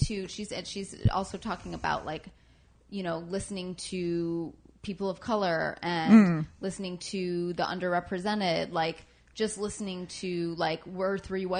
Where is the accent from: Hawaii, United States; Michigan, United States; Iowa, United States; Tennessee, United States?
Michigan, United States; Just outside Detroit, Michigan.